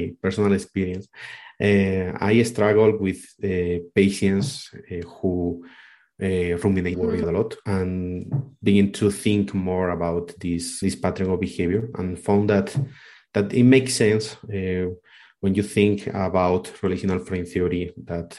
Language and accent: English; Spain; moved away as an adult; now in Colombia; I'm from Spain, but I am living in Colombia for the last 6-7 years.